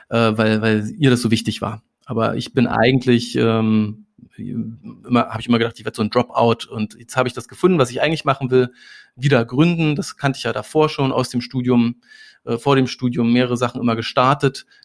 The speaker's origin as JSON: {"language": "German", "region": "Saxony-Anhalt", "country": "Germany", "tie": "born or raised there", "also_born_or_lived": "Berlin", "said": "Also ich bin in Berlin geboren, aber äh, in, in Sachsen-Anhalt in einem winzigen Dorf. Das hatte mal 80 Einwohner, jetzt hat es noch 30 Einwohner."}